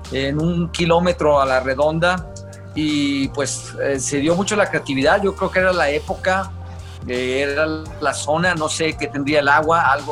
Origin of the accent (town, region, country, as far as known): Guadalajara, Jalisco, Mexico; born or raised there